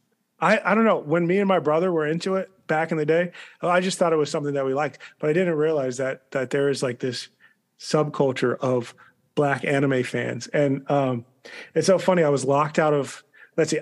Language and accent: English; United States; growing up outside of D.C.